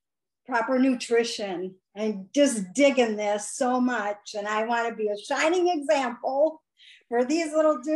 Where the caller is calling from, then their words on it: Stoughton, Wisconsin, United States; I'm calling from Stoughton, Wisconsin. It's a little Norwegian town, and we love to say ufta.